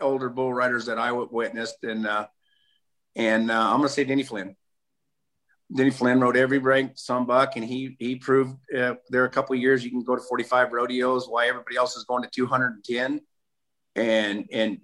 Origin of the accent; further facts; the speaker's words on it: California, United States; I'm the Californian